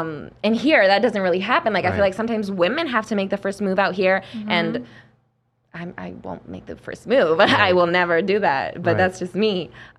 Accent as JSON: {"language": "English", "country": "Argentina", "moved": "yes", "lives_now": "United States"}